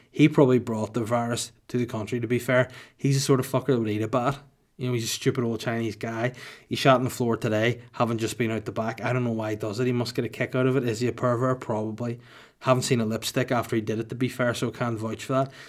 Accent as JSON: {"language": "English", "town": "Holywood", "region": "Northern Ireland", "country": "United Kingdom", "tie": "born or raised there", "said": "my hometown of Hollywood County Down, not California"}